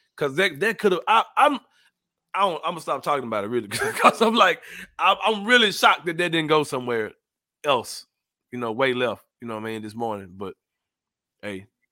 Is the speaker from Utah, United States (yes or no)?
no; Memphis, Tennessee, United States; We come from Memphis